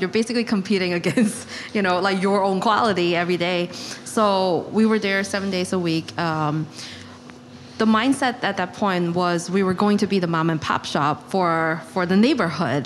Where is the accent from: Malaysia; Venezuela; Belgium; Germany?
Malaysia; now in New York, United States; I am also born and raised in Malaysia.